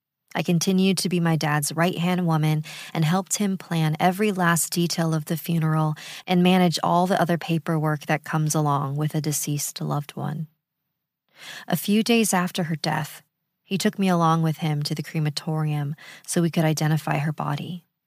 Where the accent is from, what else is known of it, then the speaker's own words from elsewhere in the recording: Las Vegas, Nevada, United States; moved away as an adult; now in Denver, United States; In the fall of 2014, I moved to Denver from my hometown of Las Vegas to start college and be closer to my dad and stepmom.